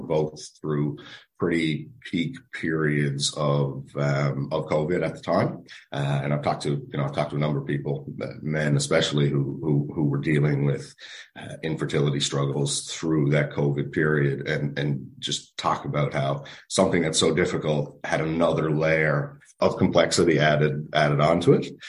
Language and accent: English; Nova Scotia, Canada; moved away as an adult; now in St. John's, Canada; we are both originally from Nova Scotia, uh, but we've been in Newfoundland for 15 plus years.